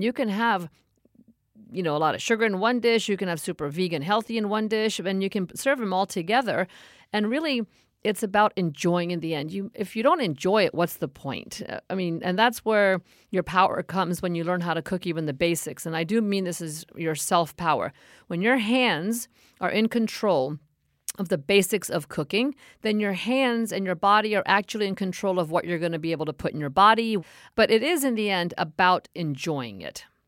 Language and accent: English; India; within India